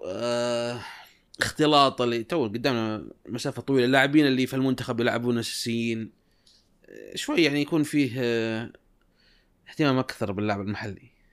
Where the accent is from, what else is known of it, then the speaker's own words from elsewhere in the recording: Saudi Arabia; عندنا في السعوديه